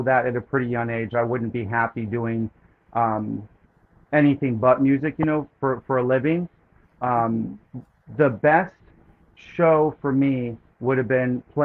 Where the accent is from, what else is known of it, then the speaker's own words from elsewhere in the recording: Benbrook, Texas, United States; also born or lived in Syracuse, New York / Austin, Texas / Tulsa, Oklahoma; I was born in Syracuse, but we moved, my family moved pretty quickly up to Dallas, Fort Worth. So I grew up and went to Western Hills High School and lived in Benbrook, Texas, growing up most of my life